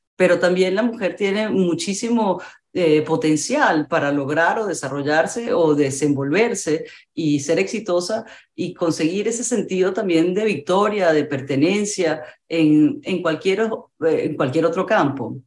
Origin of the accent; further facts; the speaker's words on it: Venezuela; en mi país, en Venezuela